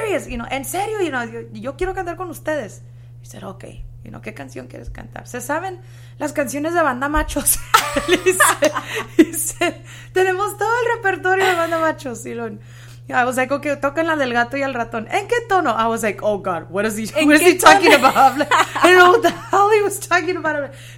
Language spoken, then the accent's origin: English; Mendota, California, United States; also born or lived in Fresno, California; I was born there, you know, and I was raised in an even smaller town outside of there